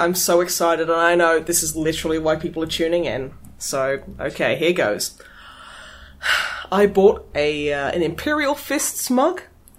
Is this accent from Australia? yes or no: yes; Australia; As an Australian, it is my want.